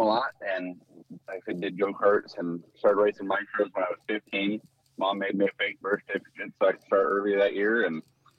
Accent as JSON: {"language": "English", "town": "Tulare", "region": "California", "country": "United States", "also_born_or_lived": "Sandusky, Ohio", "moved": "as an adult", "said": "I'm from Tulare. I'm a rural small city."}